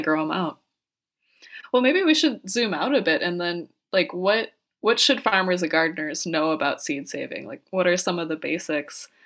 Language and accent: English; Minnesota, United States; being a Minnesotan, that just, you know, warms my little Midwestern heart